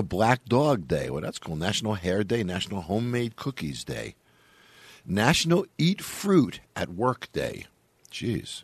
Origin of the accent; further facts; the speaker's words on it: Long Island, New York, United States; When I was a kid and I was growing up in Long Island